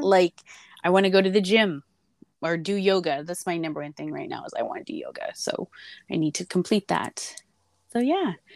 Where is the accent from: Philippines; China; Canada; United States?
United States; Arizona; now in California, United States; I grew up in Arizona and of course here in California